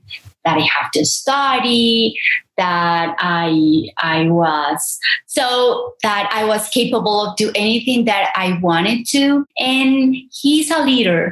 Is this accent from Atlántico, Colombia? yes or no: no; Medellín, Antioquia, Colombia; English is a second language; also born or lived in El Santuario, Antioquia; growing up here in Colombia, so my family came from a small town named Santuario